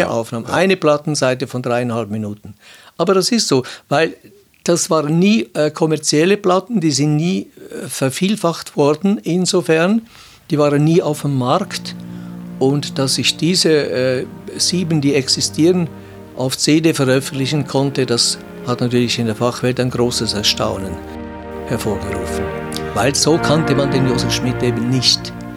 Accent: Switzerland; bei uns in der Schweiz

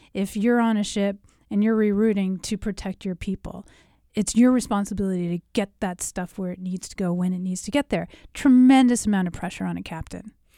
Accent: United States; as an American

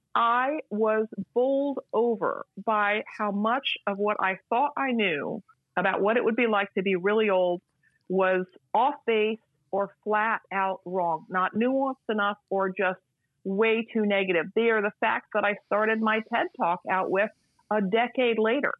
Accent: United States; as an American

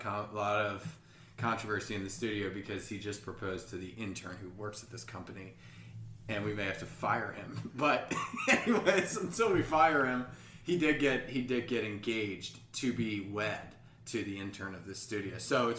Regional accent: Bronx, New York, United States; so everyone knows as I'm doing manual labor that I'm from the Bronx.

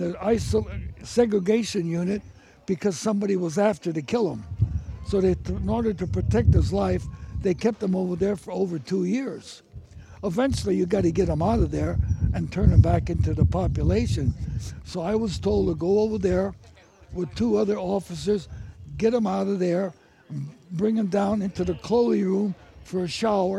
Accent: San Francisco, California, United States; I was born and raised in the North Beach section of San Francisco

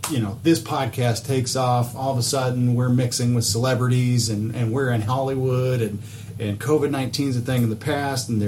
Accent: Argentina; that is America pushing my home country of Argentina.

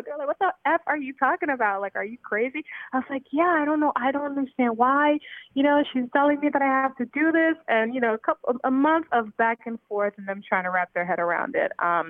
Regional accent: New York City, New York, United States; I've been in the United States since I was about 5 years old. I grew up in and around Brooklyn, predominantly around Sheepshead Bay.

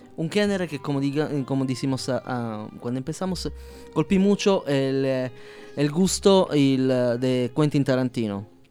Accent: Palermo, Sicily, Italy; first language Sicilian; Spanish is a second language; now in Mexico; Soy del mero sur, soy siciliano de Palermo.

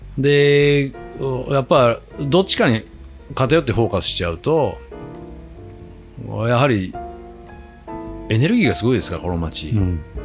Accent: Kochi, Japan; moved away; 僕はもう高知、高知県出身の

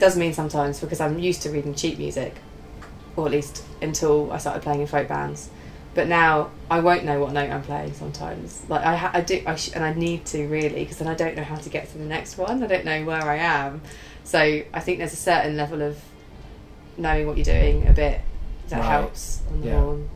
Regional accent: Ashford, South East England, United Kingdom; also born or lived in Birmingham / Nottingham; I'm kind of born and bred in Kent

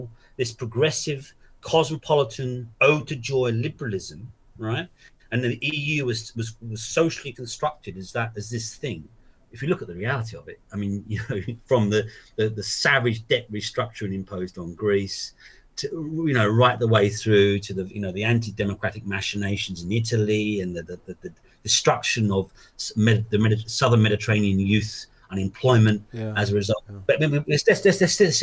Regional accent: London, United Kingdom; moved away as an adult; also born or lived in Exeter; I was born in Hackney in East London. I lived there for 24, 25 years

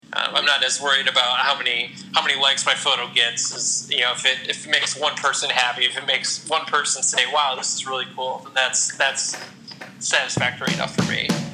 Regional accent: Toledo, Ohio, United States; I'm born and raised in Toledo. I've lived here my whole life. I live in Genoa, actually, which is a suburb of Toledo

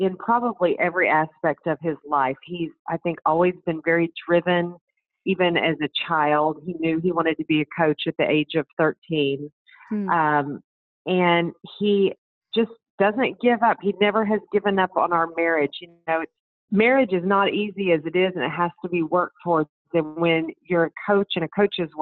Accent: Dallas, Texas, United States; moved away as an adult; also born or lived in Waco, Texas / Colorado Springs, Colorado / Murfreesboro, Tennessee / Gainesville, Florida; now in Austin, United States; I grew up in Dallas

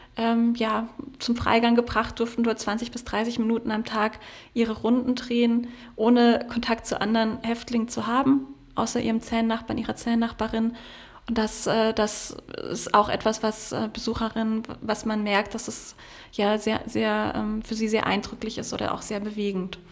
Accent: Freiburg, Baden-Württemberg, Germany; now in Potsdam, Germany; meiner Heimat Freiburg

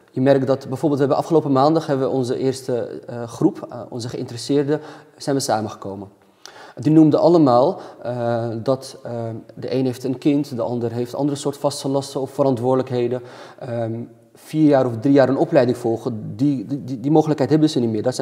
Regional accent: Amsterdam, North Holland, Netherlands; kom uit het Nieuw-West

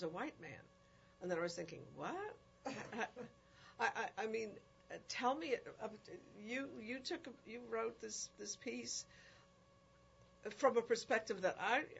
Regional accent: New York City, New York, United States; I was raised in the Bronx, in the South Bronx, in a very multidimensional community.

